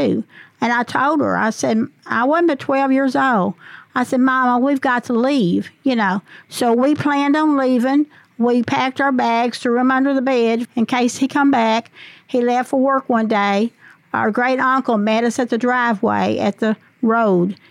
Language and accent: English; Walcott, Arkansas, United States; also born or lived in Paragould, Arkansas; I was raised up in Walcott, Arkansas. I was born in Paragould.